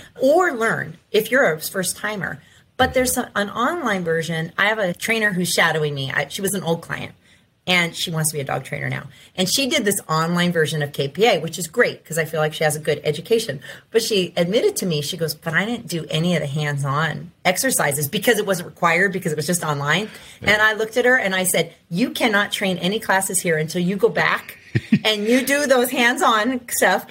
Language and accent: English; Ventura, California, United States; moved away; I grew up in Ventura, but I moved back.